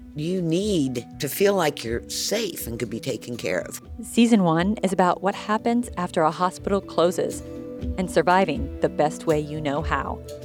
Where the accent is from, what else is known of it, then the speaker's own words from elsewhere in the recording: Kansas, United States; moved away; I grew up in Kansas, so I went back home.